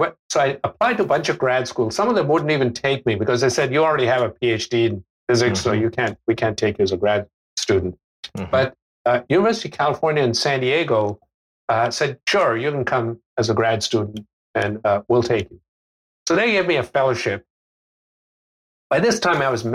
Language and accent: English; India; moved away as an adult; also born or lived in Australia / United States / United Kingdom; I was born in India, and I, except for a year and a half when I spent in Australia, I basically grew up in India until I was 19